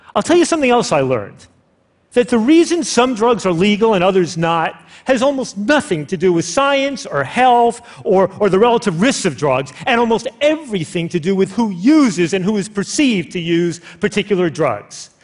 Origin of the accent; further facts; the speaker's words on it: United States; as an American